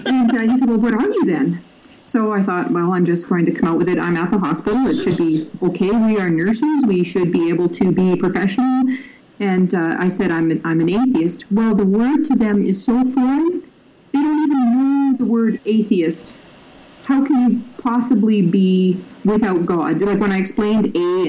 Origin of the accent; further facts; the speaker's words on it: Libya; now in Canada; I grew up in Libya, so I'm very familiar with growing up in a Muslim culture